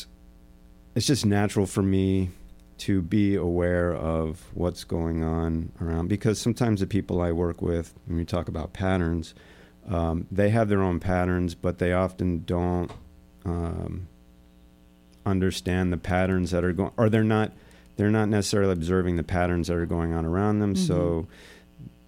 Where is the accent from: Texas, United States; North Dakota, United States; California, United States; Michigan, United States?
Texas, United States; growing up in Texas, I was surrounded by boys that liked taking things apart